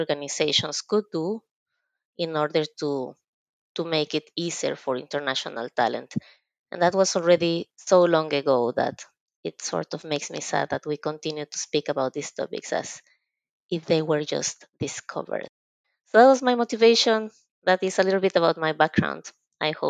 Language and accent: English; Mexico; moved away as an adult; now in Finland; I am originally from Mexico